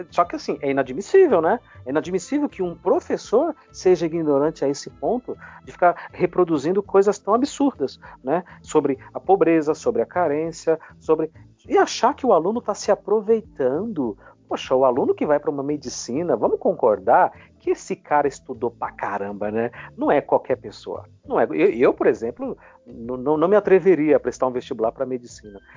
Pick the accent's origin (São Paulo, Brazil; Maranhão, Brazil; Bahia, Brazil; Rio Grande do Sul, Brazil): Bahia, Brazil; o sotaque eu disfarço muito bem, então não são todos os colegas que sabem que eu sou baiano, né?